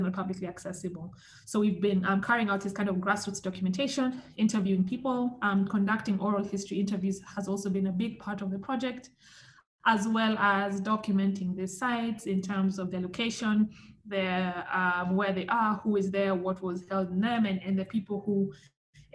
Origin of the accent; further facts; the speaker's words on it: Kenya; growing up in Kenya